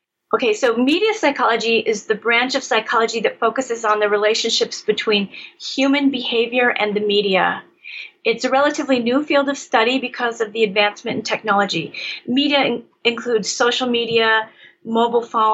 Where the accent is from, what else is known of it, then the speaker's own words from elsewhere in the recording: Michigan, United States; I grew up in Michigan